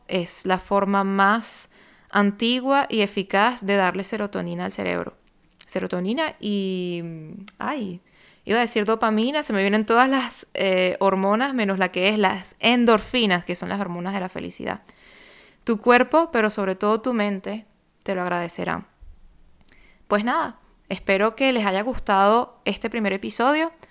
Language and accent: Spanish; Venezuela; moved away as an adult; now in France; soy venezolana, radicada en Francia desde el año 2013